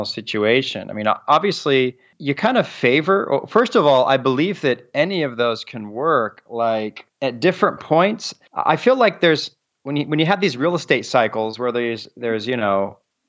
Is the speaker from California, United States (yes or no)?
yes; Southern California, United States; moved away as an adult; also born or lived in Montgomery, Alabama; I'm from Southern California, a much bigger city.